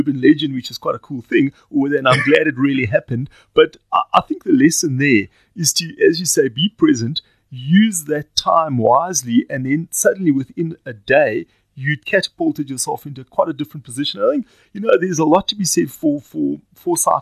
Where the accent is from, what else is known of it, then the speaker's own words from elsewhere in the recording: South Africa; as a South African